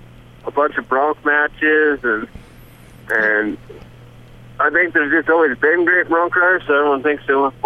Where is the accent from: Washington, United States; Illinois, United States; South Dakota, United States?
South Dakota, United States; Whitewood; Yeah, I was born on a ranch in South Dakota, and we just around Whitewood area, Whitewood Sturgis area.